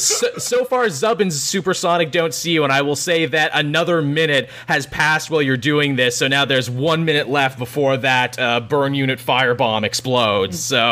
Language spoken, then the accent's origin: English; Kansas, United States; I'm from Kansas originally. We have that phrase a lot where I'm from.